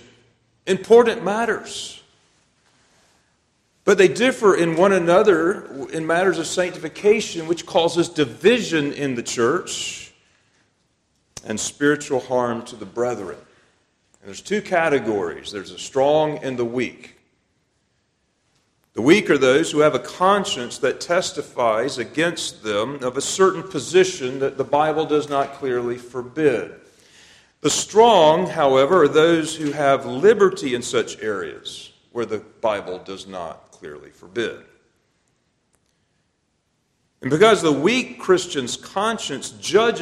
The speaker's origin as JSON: {"language": "English", "country": "United States", "said": "I'm an American"}